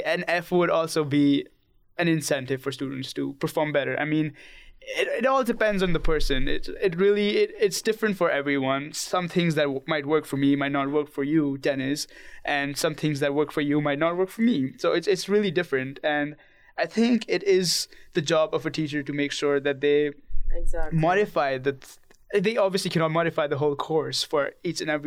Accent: India; I'm from India

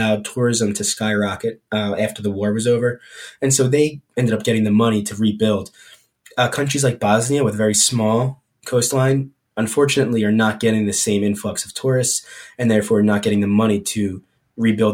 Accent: United States; I'm just a dumb American.

